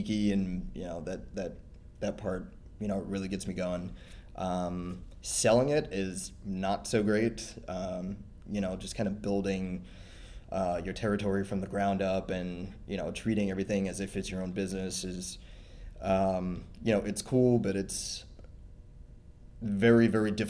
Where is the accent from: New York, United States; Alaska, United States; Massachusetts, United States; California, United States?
Massachusetts, United States; Boston; I am from Boston, Massachusetts.